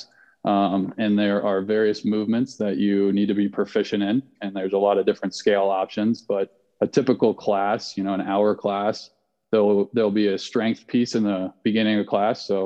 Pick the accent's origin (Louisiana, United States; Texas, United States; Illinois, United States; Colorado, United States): Colorado, United States; Vail; I grew up in Vail, Colorado